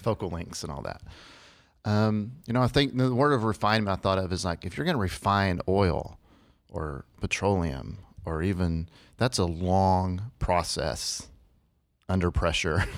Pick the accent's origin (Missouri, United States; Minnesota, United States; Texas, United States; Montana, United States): Texas, United States; Lubbock; I'm from Lubbock, Texas